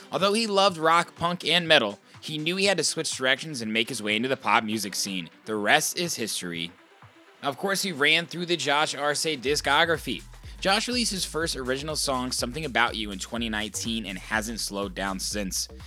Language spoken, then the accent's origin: English; Indiana, United States; You know, I told you I was from Indiana.